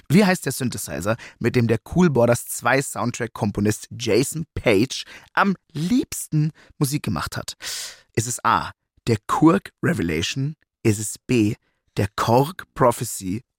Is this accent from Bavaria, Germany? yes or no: yes; Munich, Bavaria, Germany; ich identifiziere mich auch als Münchner ganz stolz.